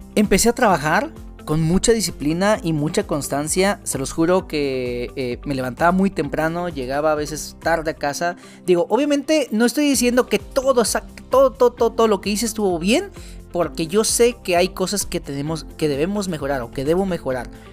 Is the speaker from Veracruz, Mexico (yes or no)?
yes; Veracruz, Mexico; soy de Veracruz